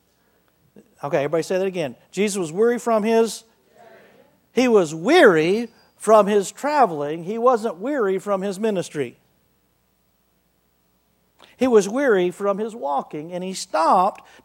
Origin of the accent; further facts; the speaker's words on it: Wichita Falls, Texas, United States; I was raised Southern Baptist in Wichita Falls, Texas